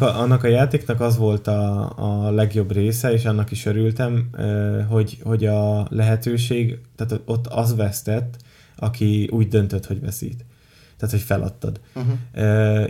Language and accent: Hungarian; Tiszaújváros, Borsod-Abaúj-Zemplén, Hungary; Tiszai verseny, ahol ugye én felnőttem